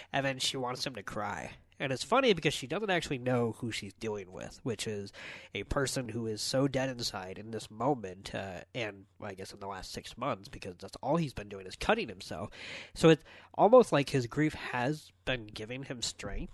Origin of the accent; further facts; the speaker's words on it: United States; as American